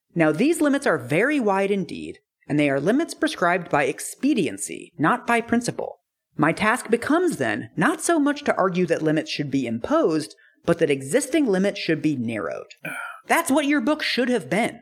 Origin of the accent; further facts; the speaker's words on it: West Coast, United States; I'm from the West Coast